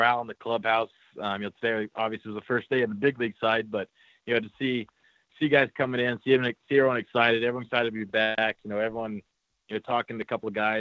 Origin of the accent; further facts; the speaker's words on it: California, United States; I grew up in California, so I grew up an Angels fan